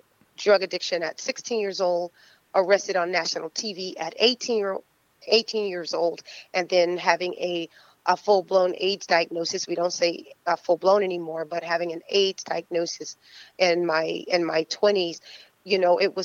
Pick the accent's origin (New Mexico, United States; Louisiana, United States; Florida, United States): Florida, United States; Fort Lauderdale; also born or lived in Tampa; growing up in Fort Lauderdale, well, we lived in Tampa and then coming to Fort Lauderdale